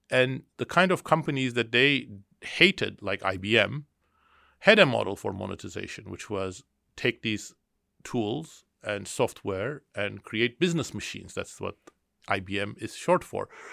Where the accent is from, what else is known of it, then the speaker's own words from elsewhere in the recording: Istanbul, Turkey; now in Boston, United States; I was born in Istanbul, Turkey, and I grew up there.